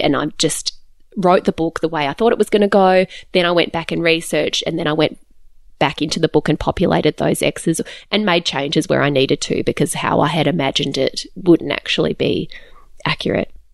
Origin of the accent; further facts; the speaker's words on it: Australia; also born or lived in Calgary, Alberta, Canada; I'm Australian born, but we lived in Canada for three years yes. and we lived in Calgary in Alberta